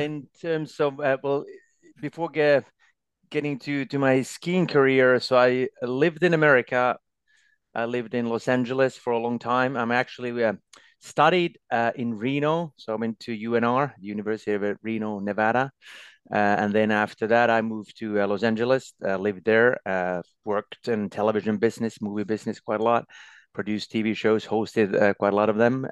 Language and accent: English; Lahti, Päijät-Häme, Finland; also born or lived in Norway; there was a ski club in my hometown, Lahti, where I still live.